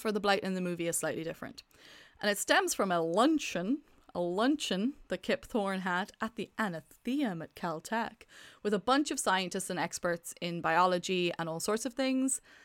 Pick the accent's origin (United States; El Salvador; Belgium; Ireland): Ireland; accent: Irish; I'm Irish